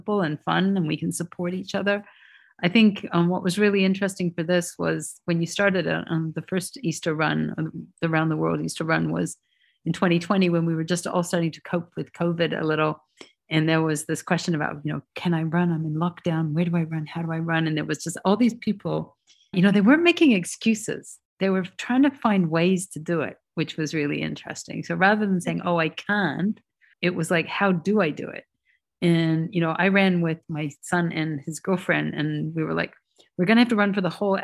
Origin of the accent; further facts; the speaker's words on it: New Zealand; I'm from New Zealand